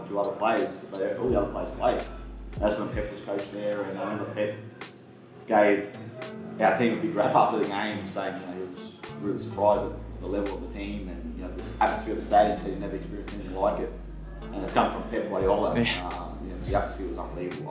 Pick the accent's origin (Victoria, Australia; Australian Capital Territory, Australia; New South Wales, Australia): Australian Capital Territory, Australia; Canberra; growing up in Canberra